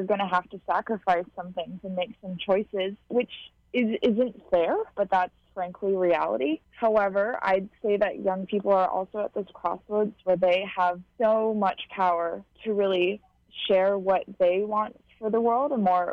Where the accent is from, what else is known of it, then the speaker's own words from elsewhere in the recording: Honolulu, Hawaii, United States; Born and raised in Honolulu, and I don't think I leave it much.